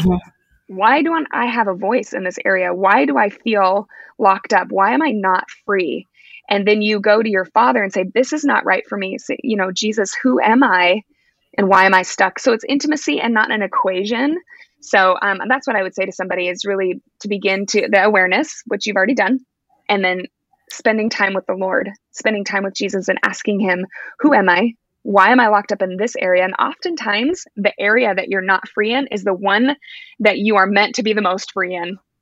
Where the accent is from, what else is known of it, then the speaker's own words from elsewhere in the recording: Alaska, United States; moved away as an adult; now in Oregon, United States; I'm actually born and raised Alaskan, so I'm from Alaska, but I now live in Oregon. We've been here for about nine years.